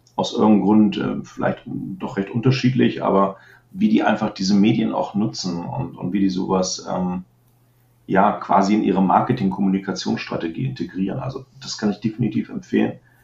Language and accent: German; Germany; als ich selber als Deutscher